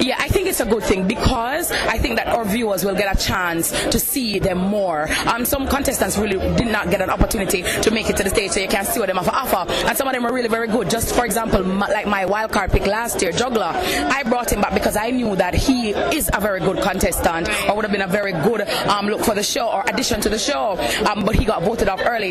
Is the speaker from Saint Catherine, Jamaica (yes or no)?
no; August Town, Saint Andrew, Jamaica; I'm from Augustown